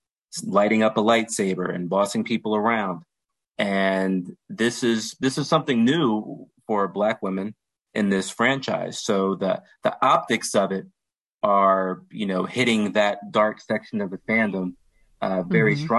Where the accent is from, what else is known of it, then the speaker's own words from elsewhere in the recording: Washington, District of Columbia, United States; where I grew up in Washington, D.C.